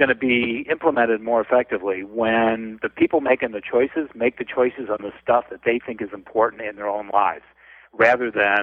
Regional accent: Detroit, Michigan, United States; moved away as an adult; now in Los Angeles, United States; I grew up in the Midwest. I grew up with attic fans

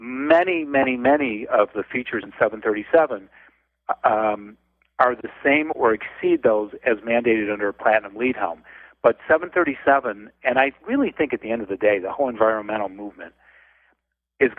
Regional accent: Detroit, Michigan, United States; moved away as an adult; now in Los Angeles, United States; I grew up in the Midwest. I grew up with attic fans

